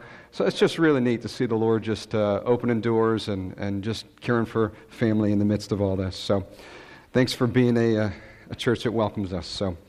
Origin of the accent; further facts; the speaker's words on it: Rochester, New York, United States; moved away; I'm originally from Rochester, New York.